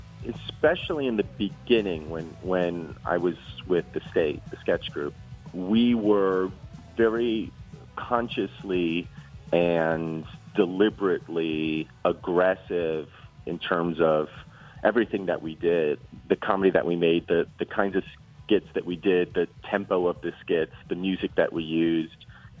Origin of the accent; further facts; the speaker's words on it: New Jersey, United States; growing up in New Jersey.